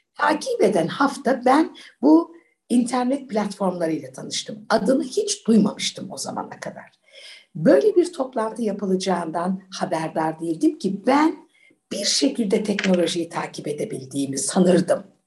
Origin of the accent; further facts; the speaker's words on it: Ankara, Turkey; also born or lived in United Kingdom / United States; Ben e, Ankara'da okudum hep çocukluğum. Her şey Ankara'da geçti. Ben Ankaralıyım.